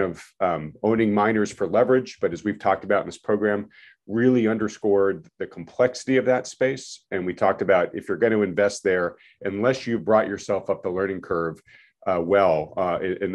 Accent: New England, United States; We're all from New England

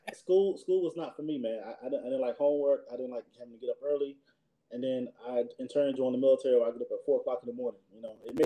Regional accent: Bunn, Louisburg area, North Carolina, United States; moved away as an adult; now in Kentucky, United States; So I'm from Bun, Lewisburg area, North Carolina.

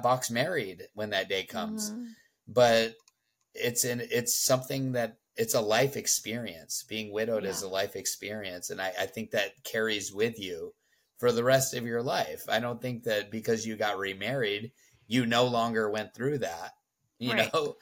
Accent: Southern California, United States; moved away as an adult; 37 years I lived in Southern California

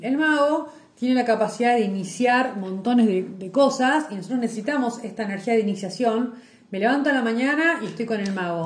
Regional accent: Lobos, Buenos Aires Province, Argentina; moved away; yo soy de Lobos, que ahora estoy transportada en otro, lugar

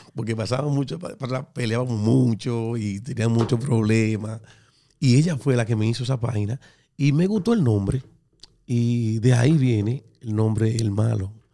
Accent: Dominican Republic; moved away; yo soy dominicano

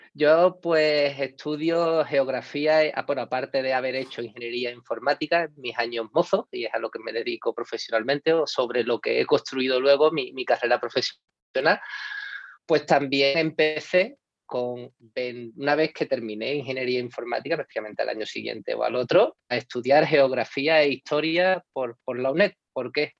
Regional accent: Cádiz, Andalusia, Spain; moved away; yo creo que soy un gaditano por el mundo.

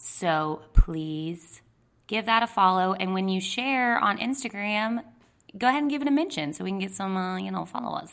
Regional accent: Texas, United States; moved away; I'm from Texas.

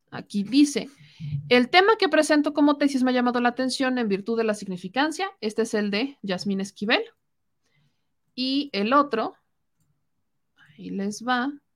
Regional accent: Mexico; como mexicana

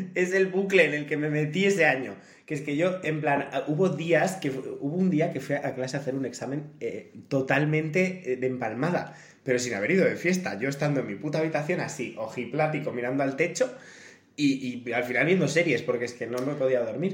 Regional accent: El Bierzo, Castile and León, Spain; moved away as an adult; also born or lived in Cerdanyola del Vallès; la palabra pizza se dice pizza porque somos del Bierzo

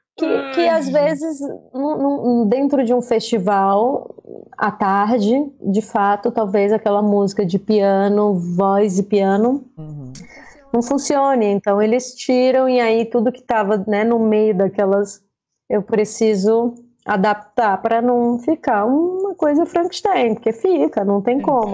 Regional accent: Fortaleza, Ceará, Brazil; accent: cearense; moved away as an adult; now in São Paulo, Brazil; adoraria não perder o meu sotaque cearense e tudo, mas ele se mistura

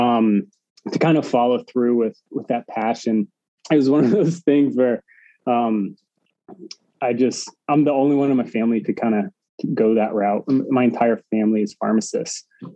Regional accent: outside of Phoenix, Arizona, United States; I grew up in Arizona outside of Phoenix

